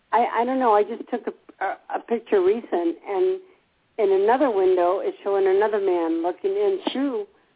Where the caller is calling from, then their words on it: Gainesville, Florida, United States; I'm calling back again from Gainesville.